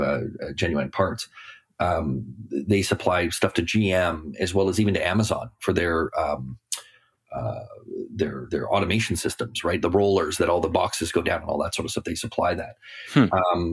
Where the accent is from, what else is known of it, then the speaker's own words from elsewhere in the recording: Canada; being a Canadian and living in Toronto